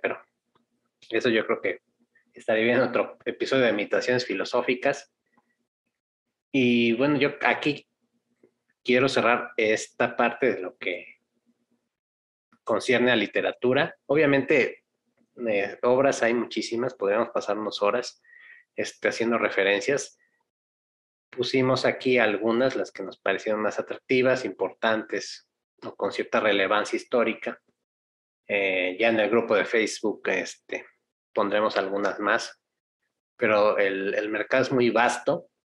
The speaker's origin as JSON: {"language": "Spanish", "country": "Mexico"}